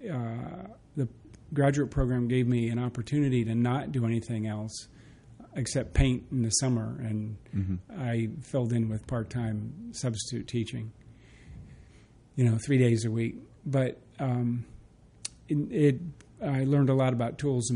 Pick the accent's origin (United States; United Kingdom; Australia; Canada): United States; New Jersey; moved away as an adult; also born or lived in Kentucky; now in Richmond, United States; I grew up in New Jersey, outside of New York